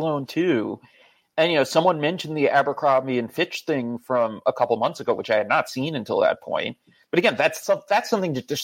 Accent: Long Island, New York, United States; I'm from Long Island

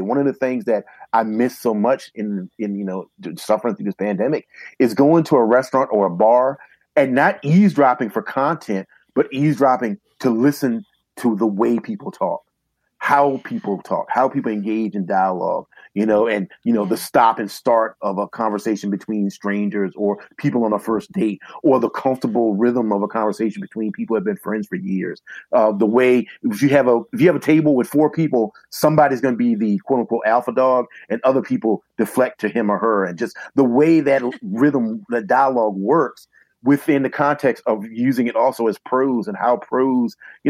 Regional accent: the South, United States; being a Southerner and growing up in a Southern environment

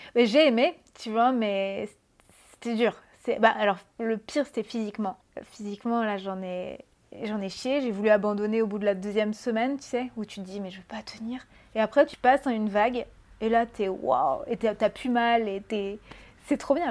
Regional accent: Brittany, France; moved away as an adult; also born or lived in Paris; je viens de Bretagne

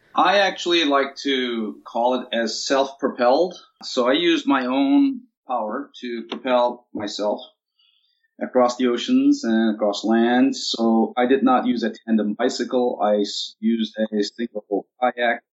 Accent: Turkey; moved away as an adult; also born or lived in Cyprus / Washington D.C., United States / Seattle, United States; now in Gig Harbor, United States; I was born in Cyprus, raised in Turkey. I came to United States in 1986 for graduate studies

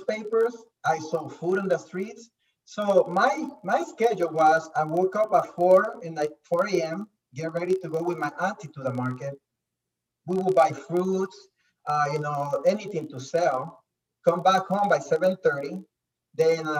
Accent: Nicaragua; I was born in Nicaragua

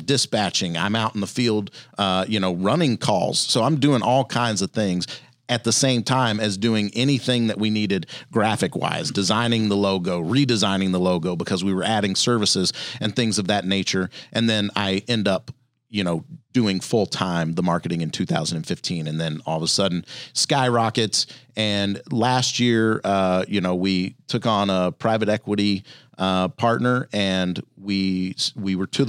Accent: Louisiana, United States; I grew up in Louisiana and so spent a lot of time outdoors. We didn't have a ton of money.

